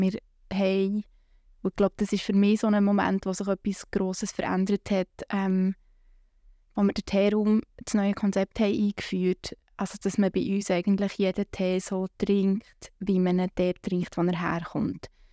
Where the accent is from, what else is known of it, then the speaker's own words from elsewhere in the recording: Bern, Switzerland; Ich komme aus der Lengasse